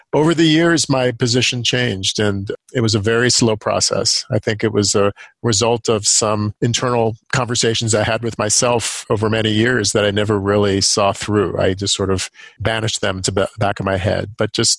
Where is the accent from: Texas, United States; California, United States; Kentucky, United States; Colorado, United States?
California, United States; Los Angeles; now in Chicago, United States; I am from Los Angeles. I grew up in a fairly progressive Jewish home.